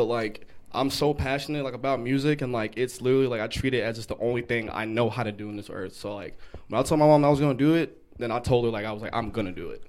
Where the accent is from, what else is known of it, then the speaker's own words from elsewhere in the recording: Kaufman, Texas, United States; I'm from the country. I'm from Kaufman, Texas.